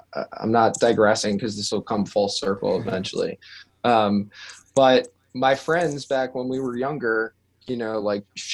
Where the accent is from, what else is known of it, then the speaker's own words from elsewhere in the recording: Long Island, New York, United States; I grew up in Long Island, New York